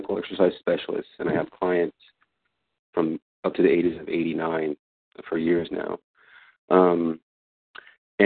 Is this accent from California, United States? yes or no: no; Colorado, United States; now in New York, United States; I'm from Colorado. I live in New York